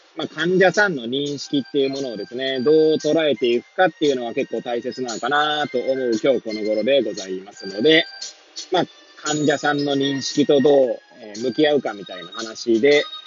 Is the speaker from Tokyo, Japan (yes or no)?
yes; Hachiōji, Tokyo, Japan; moved away as an adult; now in Kamaishi, Japan; 八王子生まれ八王子育ち震災の前の年から釜石で働くポンコツ